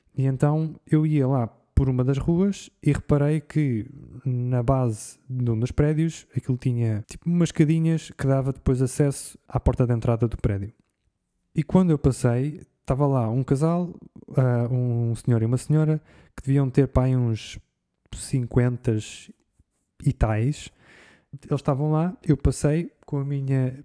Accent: Portugal; eu vim de Portugal.

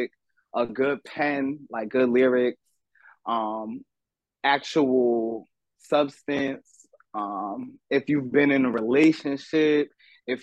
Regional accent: Ocean Township, New Jersey, United States; also born or lived in The Bronx; I was born in Central Jersey, Monmouth County, Asbury Park area. Went to Ocean Township High School, born and raised in Ocean Township, a little, town in Central Jersey

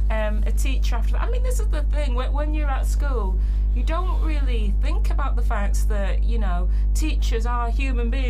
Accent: United Kingdom; We're, we're British, so

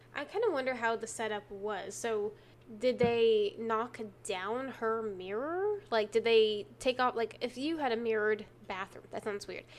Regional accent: Texas, United States; accent: Texan

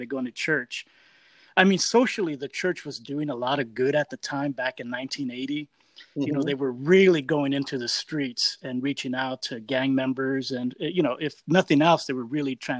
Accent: Los Angeles, California, United States; also born or lived in Huntington Park, California; I grew up in South Central Los Angeles

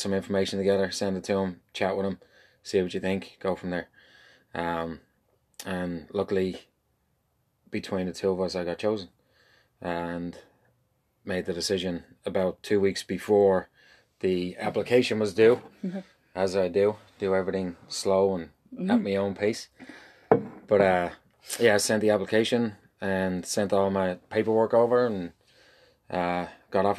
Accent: Dublin, Leinster, Ireland; moved away as an adult; now in St. Louis, United States; born and raised in Dublin

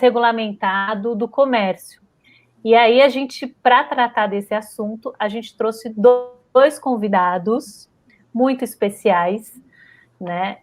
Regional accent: São Paulo, Brazil; also born or lived in Rio de Janeiro; eu também sou nascida no Rio de Janeiro, também na Vila Isabel, mas fui criada aqui em São Paulo.

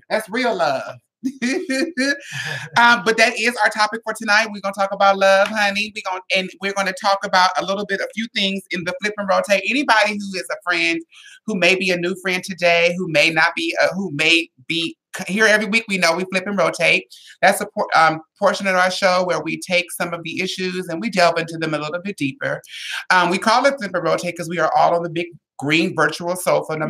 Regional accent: San Diego, California, United States; I'm from Southeast San Diego

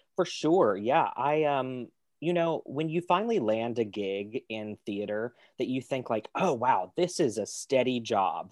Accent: Kentucky, United States; moved away as an adult; also born or lived in Pittsburgh / New York / Toronto; I was born in Kentucky.

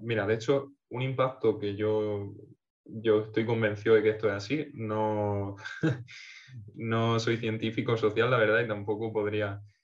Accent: Portmán, Region of Murcia, Spain; Portman, un pueblo de la costa murciana, en mi pueblito

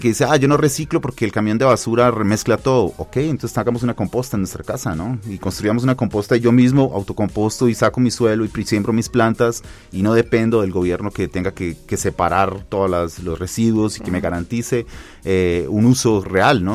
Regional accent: Colombia; now in Mexico; soy colombiano

